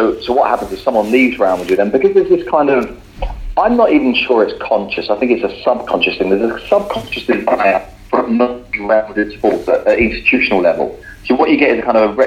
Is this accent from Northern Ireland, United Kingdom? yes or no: no; London, United Kingdom; now in Spain; I say this as a Londoner and removed a little bit from Newcastle